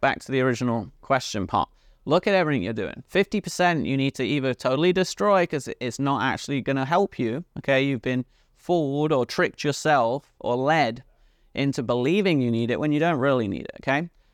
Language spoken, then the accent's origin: English; United Kingdom; accent: British; my British accent